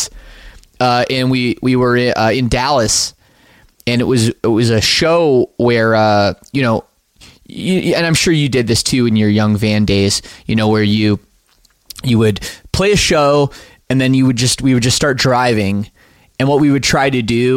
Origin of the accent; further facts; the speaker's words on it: Canada; us being Canadian